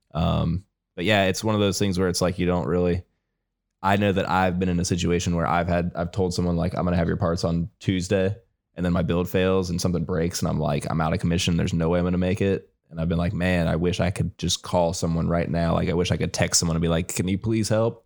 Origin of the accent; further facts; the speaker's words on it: Ohio, United States; moved away as an adult; now in North Carolina, United States; I've lived my whole life in Ohio. I moved to North Carolina in the fall.